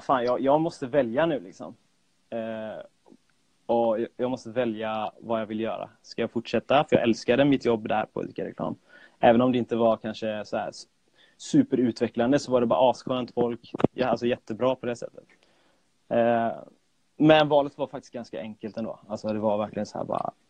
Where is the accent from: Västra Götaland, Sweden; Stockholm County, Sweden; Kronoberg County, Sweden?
Västra Götaland, Sweden; Gothenburg; jag är född och uppvuxen i Göteborg